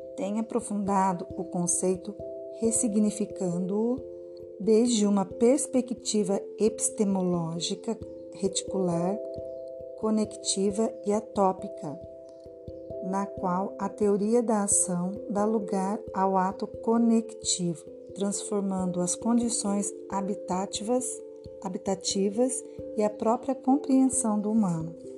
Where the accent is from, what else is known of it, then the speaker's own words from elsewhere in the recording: Taubaté, São Paulo, Brazil; Eu sou daqui do estado de São Paulo, da cidade de Taubaté